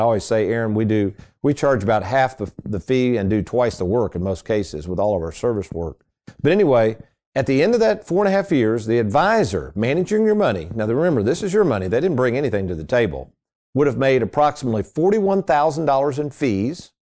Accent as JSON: {"language": "English", "town": "Lexington", "region": "Kentucky", "country": "United States", "tie": "born or raised there", "said": "when I grew up in Lexington, we had a Ponderosa Steakhouse"}